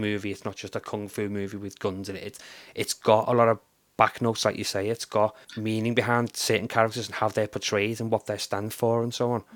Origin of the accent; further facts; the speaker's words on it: Liverpool, North West England, United Kingdom; also born or lived in Runcorn; although I was technically given birth to in um, in Liverpool, I was brought up in Runcorn the first couple of years of my life